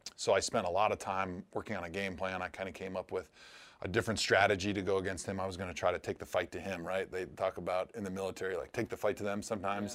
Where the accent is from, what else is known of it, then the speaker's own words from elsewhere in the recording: Milwaukee, Wisconsin, United States; moved away; I grew up in Milwaukee.